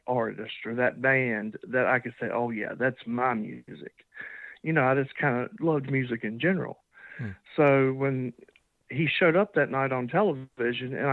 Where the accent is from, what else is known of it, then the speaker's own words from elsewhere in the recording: Iron Gate, Virginia, United States; also born or lived in Roanoke, Virginia / North Carolina; I'm born and raised in Virginia. I was born in a little teeny town called Iron Gate, and I currently live in Roanoke, Virginia.